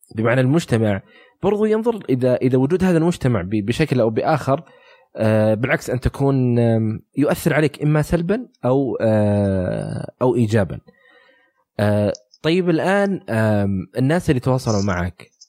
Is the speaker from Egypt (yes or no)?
no; Saudi Arabia; عندنا في السعوديه